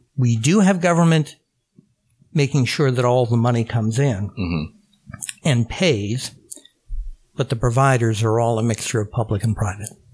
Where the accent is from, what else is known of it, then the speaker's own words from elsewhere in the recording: Phoenix, Arizona, United States; moved away; I grew up in Phoenix, Arizona